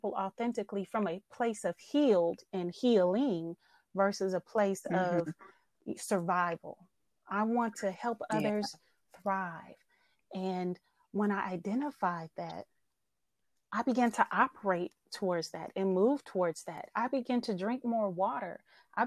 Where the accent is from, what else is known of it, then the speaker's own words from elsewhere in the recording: Oakland, California, United States; I'm born and raised in Oakland, California